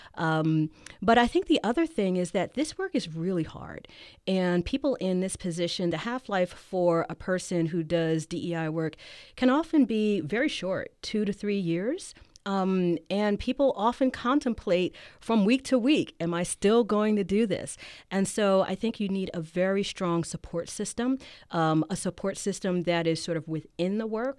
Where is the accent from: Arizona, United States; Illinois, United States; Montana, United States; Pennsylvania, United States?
Pennsylvania, United States; Philadelphia; now in Davis, United States; I'm from Philly